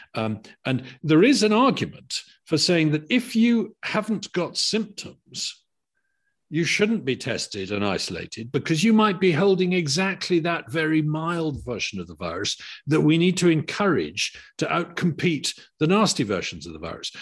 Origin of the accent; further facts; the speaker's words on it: United Kingdom; as a Brit